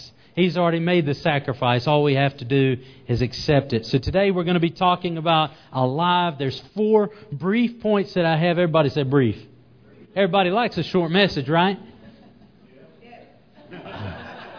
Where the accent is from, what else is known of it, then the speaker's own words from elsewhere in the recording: the South, United States; accent: southern; my southern accent